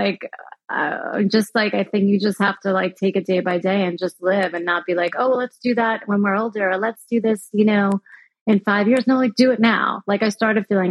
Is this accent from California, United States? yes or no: no; New York, United States; moved away as an adult; now in Florida, United States; I'm from New York